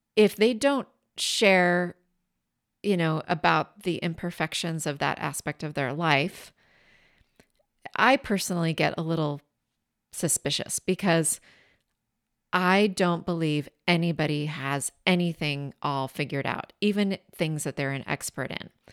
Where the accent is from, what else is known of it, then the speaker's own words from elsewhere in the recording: Washington, United States; my home state of Washington State on the Columbia River